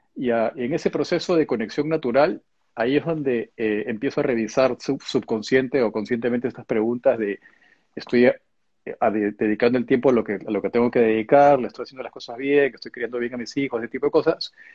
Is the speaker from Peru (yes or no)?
yes; Peru; moved away as an adult; also born or lived in Japan; now in England; hice todo el colegio en el Perú, después me fui a estudiar la carrera universitaria eh, a Japón